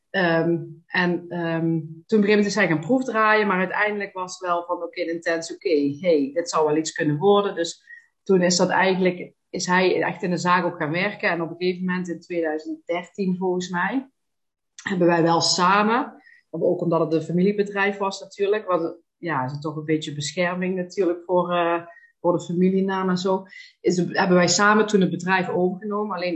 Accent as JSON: {"language": "Dutch", "town": "Panningen", "region": "Limburg", "country": "Netherlands", "tie": "born or raised there", "said": "ik ben geboren en getogen in Panningen, dat is Noord-Limburg, daar woon ik nog altijd. Ik woon daar samen met eh, mijn partner Maurice."}